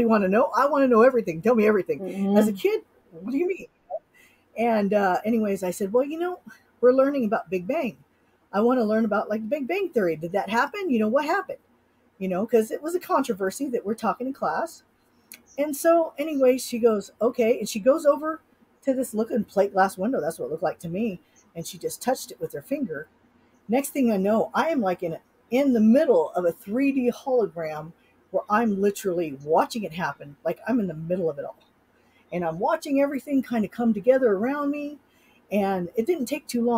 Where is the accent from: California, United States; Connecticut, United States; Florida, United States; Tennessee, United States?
California, United States; Sacramento; now in Utah, United States; I grew up in Sacramento